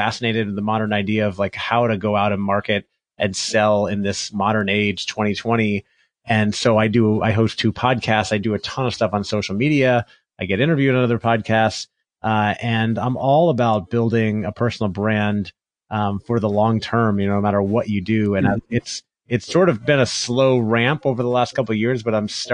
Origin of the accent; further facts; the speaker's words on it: Florida, United States; moved away as an adult; also born or lived in Los Angeles; I grew up in Florida